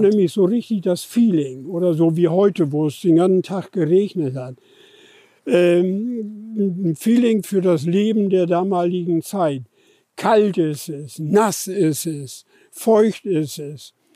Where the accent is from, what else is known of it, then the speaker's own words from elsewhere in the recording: Husbäke Moor, Lower Saxony, Germany; das Husbecker Moor, das ist übrigens meine Heimat